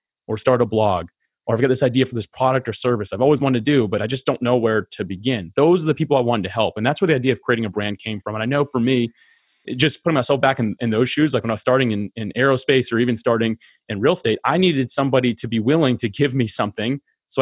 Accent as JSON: {"language": "English", "region": "Florida", "country": "United States", "tie": "born or raised there", "said": "I'm born and raised in Florida. I love it here"}